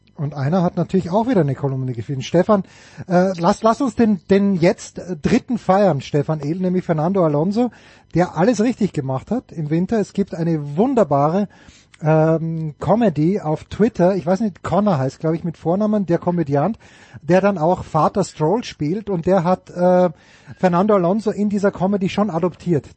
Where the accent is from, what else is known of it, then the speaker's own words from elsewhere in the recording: Austria; als Österreicher